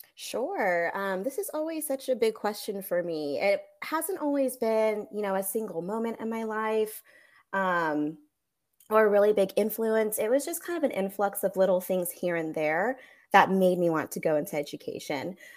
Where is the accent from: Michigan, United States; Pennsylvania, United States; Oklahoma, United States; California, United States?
California, United States; Monterey Bay area; moved away as an adult; now in Austin, United States; originally, I'm from California, specifically the Monterey Bay area, so Central Coast